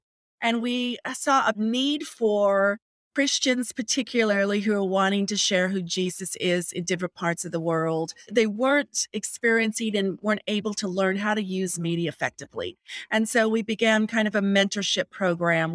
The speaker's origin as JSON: {"language": "English", "town": "Las Vegas", "region": "Nevada", "country": "United States", "tie": "born or raised there", "said": "I grew up in Las Vegas, Nevada"}